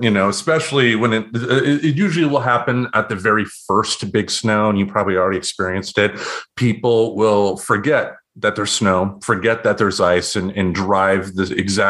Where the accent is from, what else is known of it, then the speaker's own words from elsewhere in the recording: Michigan, United States; now in Portland, Oregon, United States; after growing up in Michigan